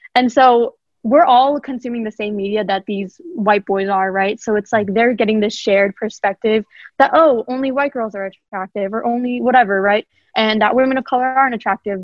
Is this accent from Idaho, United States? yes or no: yes; Idaho, United States; I grew up in Idaho um, all my life for 16 out of my 17 years of life